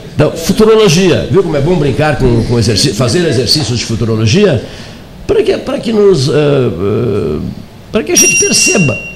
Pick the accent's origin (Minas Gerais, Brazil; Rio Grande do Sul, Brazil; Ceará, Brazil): Rio Grande do Sul, Brazil; Canguçu; eu nasci para fora, não era, não era, é, era já é, era, era, município de Canguçu